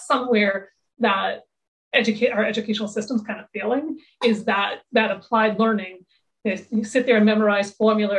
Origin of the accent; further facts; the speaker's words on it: suburban Massachusetts, United States; a suburban Massachusetts girl